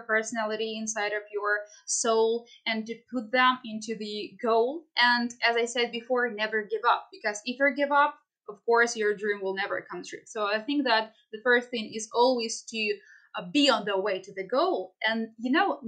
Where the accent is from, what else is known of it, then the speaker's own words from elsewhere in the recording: Kharkiv Oblast, Ukraine; I am from the Kharkiv district